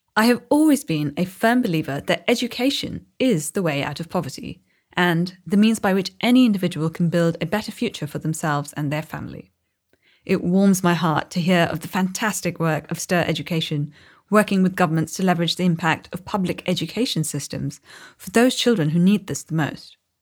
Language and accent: English; Chennai, Tamil Nadu, India; Tamil Nadu is my home state. I'm from Chennai